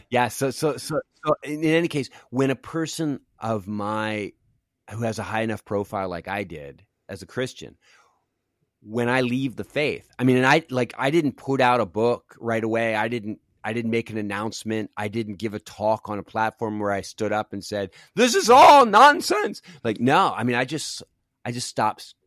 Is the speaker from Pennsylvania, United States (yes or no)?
yes; Philadelphia, Pennsylvania, United States; also born or lived in Los Angeles; now in Cincinnati, United States; I grew up in Philadelphia on the East Coast, and I'm a. I'm so East Coast